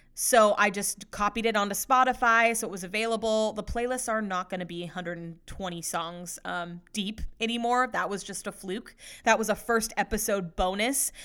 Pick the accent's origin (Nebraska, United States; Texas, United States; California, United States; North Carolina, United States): California, United States; Sacramento; I was born and raised in the Sacramento area